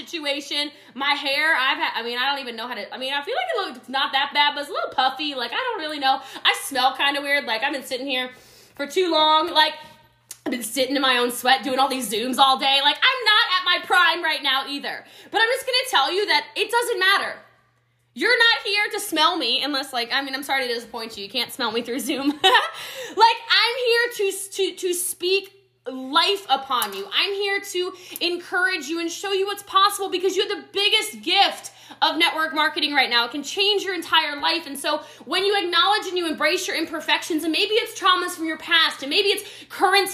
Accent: Middletown, Maryland, United States; now in Frisco, United States; I actually grew up in poverty in a small, small country town in Frederick County, Maryland. I'm from Middletown, Maryland originally. I live in Frisco, Texas, though

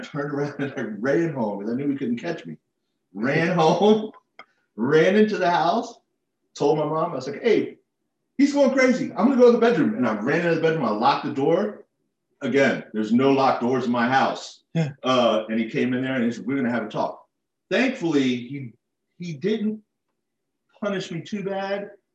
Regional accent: Falls Church, Virginia, United States; I was born in grew up in Falls Church

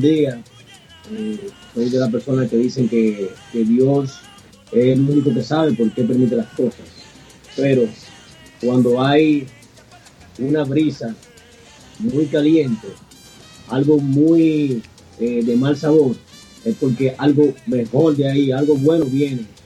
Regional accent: Dominican Republic; aquí en mi país, eh, en el 2018, 2018, hay un premio que se llama El Soberano

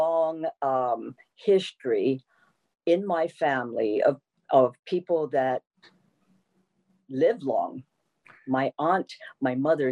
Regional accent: Honolulu, Hawaii, United States; I was born and raised in Nu'uanu, and I grew up in a three-generation

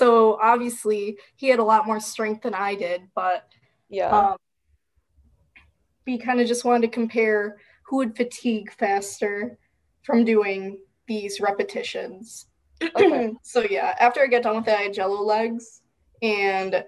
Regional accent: Wisconsin, United States; I'm from Wisconsin

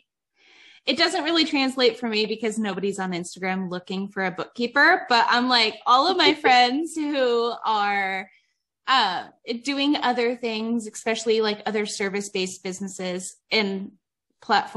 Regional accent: Ohio, United States; moved away as an adult; now in Nevada, United States; I'm from Ohio and I moved out here.

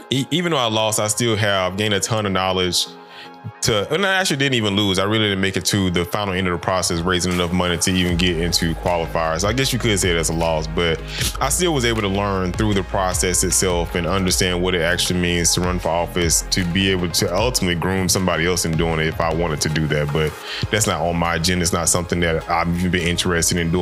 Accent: Macon, Georgia, United States; I come from the deep South, from out of Macon, Georgia. And I grew up in the old time South

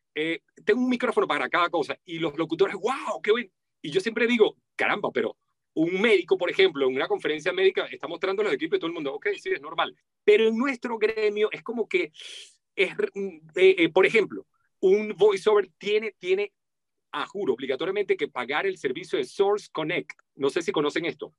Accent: Venezuela; estaba hablando con el acento de mi país natal. Yo nací en Venezuela

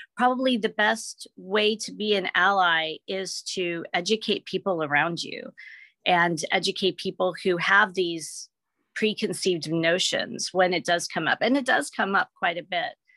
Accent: Memphis, Tennessee, United States; also born or lived in Seattle area; now in Seattle, United States; when I grew up in Memphis, Tennessee

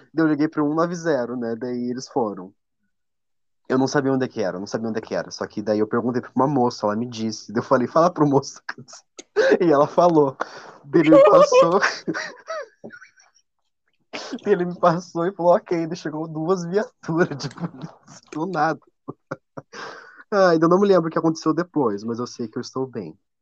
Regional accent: Paraná, Brazil

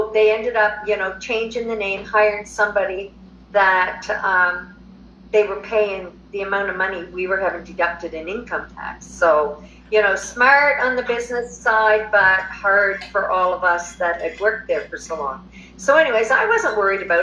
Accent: New Brunswick, Canada; moved away as an adult; also born or lived in Alberta, Canada; now in Mexico; I'm originally from New Brunswick, Canada. Moved to Alberta in 2006

